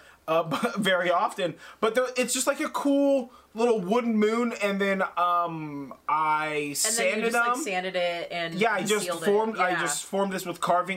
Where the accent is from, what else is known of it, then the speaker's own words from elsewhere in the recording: Sonoma, California, United States; I grew up in Sonoma, I grew up in a small town